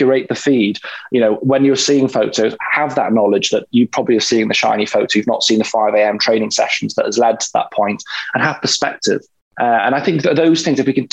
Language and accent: English; Wales, United Kingdom; growing up in Wales